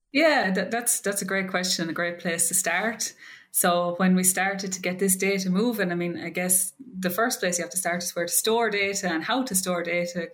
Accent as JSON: {"language": "English", "country": "Ireland", "also_born_or_lived": "Maryland, United States", "moved": "as an adult", "lives_now": "Wisconsin, United States", "said": "I'm from Ireland."}